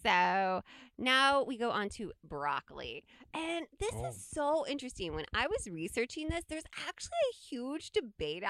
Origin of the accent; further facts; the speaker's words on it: Midwest, United States; we grew up in the Midwest and we have cornfields all around us